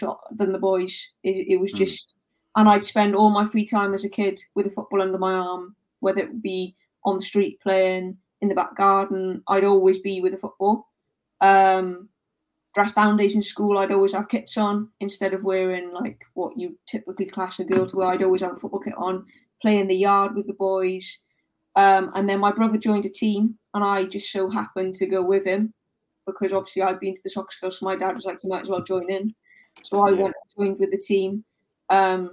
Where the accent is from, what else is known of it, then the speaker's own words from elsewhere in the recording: South Wales Valleys, United Kingdom; I grew up in South Wales Valleys